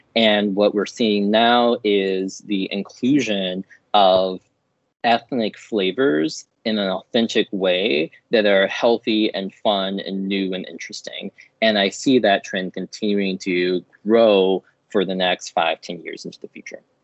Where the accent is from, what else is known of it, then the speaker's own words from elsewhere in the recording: Chicago, Illinois, United States; I grew up in Chicago on the south side of the city in a predominantly black neighborhood.